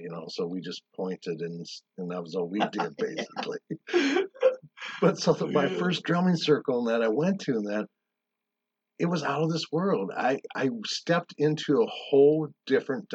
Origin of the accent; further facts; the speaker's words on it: South Dakota, United States; moved away; also born or lived in Arizona; I grew up in South Dakota